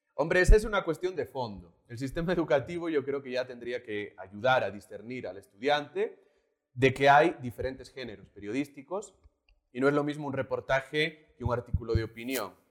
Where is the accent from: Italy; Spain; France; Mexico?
Spain; Galicia; born or raised there; moved away as an adult; also born or lived in Madrid, Spain; now in Bolivia